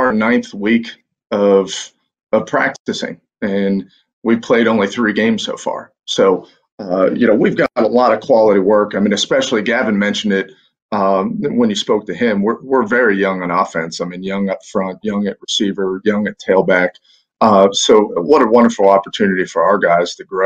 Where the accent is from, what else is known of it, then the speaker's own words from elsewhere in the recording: Pittsburgh, Pennsylvania, United States; now in Rome, Georgia, United States; having grown up up in the Northeast, I'm originally from Pittsburgh